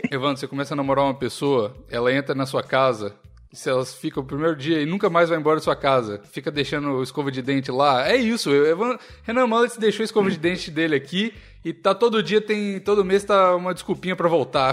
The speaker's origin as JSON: {"language": "Portuguese", "town": "Curvelo", "region": "Minas Gerais", "country": "Brazil", "tie": "born or raised there", "said": "Eu nasci em Curvelo, minha cidade"}